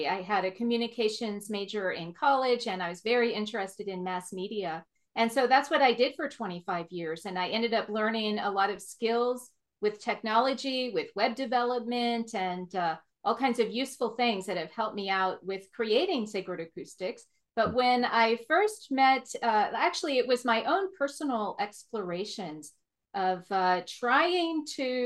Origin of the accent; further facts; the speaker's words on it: Oregon, United States; I grew up in Oregon, which I've always been told is similar to the Scotland climate